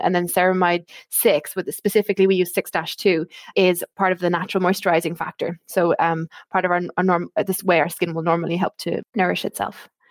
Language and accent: English; Ireland; accent: Irish; moved away as an adult; now in United Kingdom; you can probably tell from my accent, I am Irish